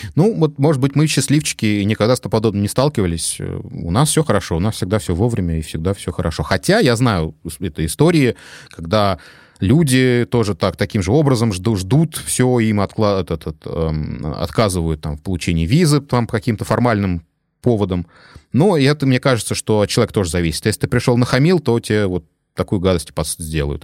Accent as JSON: {"language": "Russian", "region": "Moscow Oblast", "country": "Russia", "moved": "as an adult", "lives_now": "Tyrol, Austria", "said": "Я да, из Подмосковья, из ближайшего"}